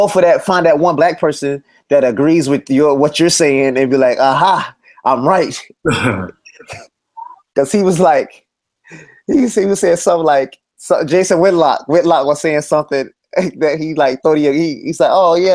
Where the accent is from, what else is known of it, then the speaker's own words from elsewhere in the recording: United States; I was born in the United States